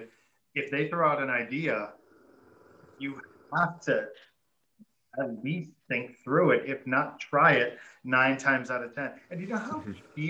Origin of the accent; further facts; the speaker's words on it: Detroit, Michigan, United States; I'm from Detroit